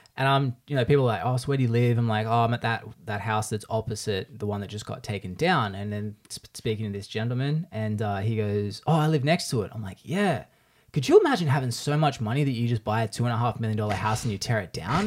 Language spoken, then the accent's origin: English; Australia; now in United States